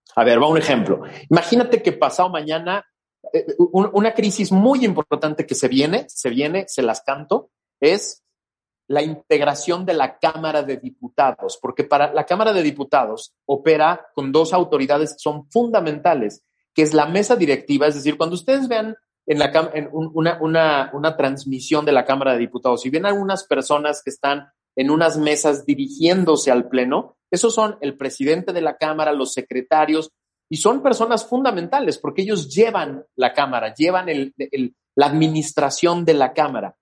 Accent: Mexico City, Mexico; a mí no me gusta sentir que soy eh, chilango del oeste

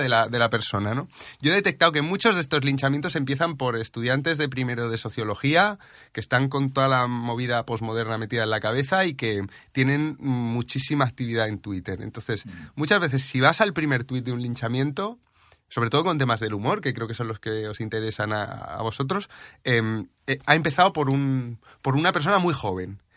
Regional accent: Region of Murcia, Spain

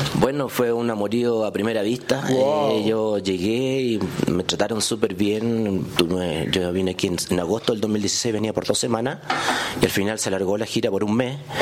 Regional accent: Santiago, Santiago Metropolitan Region, Chile; soy de Santiago de Chile, de la, de la capital

